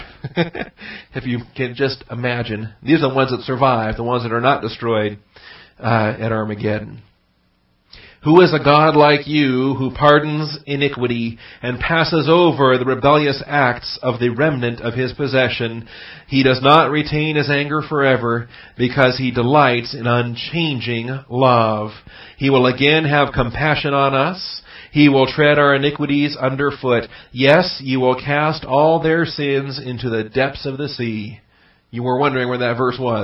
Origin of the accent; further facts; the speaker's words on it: Seattle, Washington, United States; moved away as an adult; I grew up in Seattle